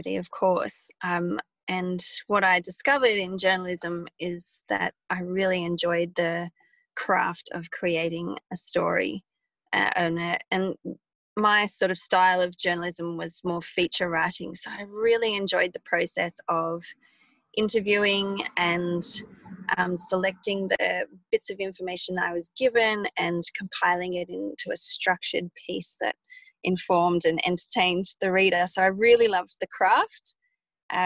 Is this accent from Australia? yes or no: yes; Wagga Wagga, New South Wales, Australia; also born or lived in Sydney; now in Blue Mountains, Australia; growing up in Wagga